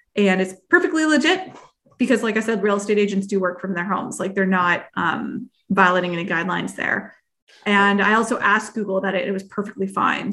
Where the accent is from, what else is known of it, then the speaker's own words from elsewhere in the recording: Canada; I am Canadian